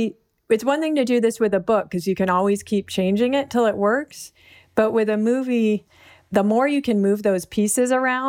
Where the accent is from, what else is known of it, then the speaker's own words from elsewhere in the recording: Berkeley, California, United States; that is partly the privilege of like growing up in Berkeley and like the heart of outsiderness